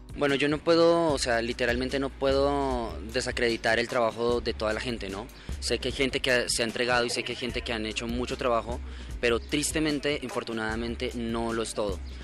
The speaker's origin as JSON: {"language": "Spanish", "country": "Colombia", "said": "soy de Colombia"}